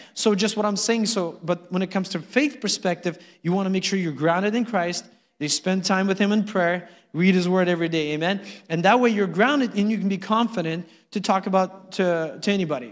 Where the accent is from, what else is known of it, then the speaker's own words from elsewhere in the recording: Uzbekistan; now in United States; I was born in Uzbekistan